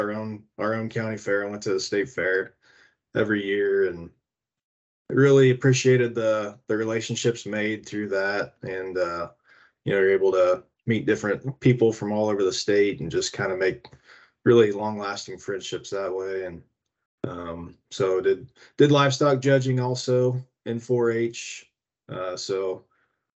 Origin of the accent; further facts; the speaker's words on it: Central Illinois, United States; moved away as an adult; now in West Lafayette, United States; the neighbors that I grew up with there in Central Illinois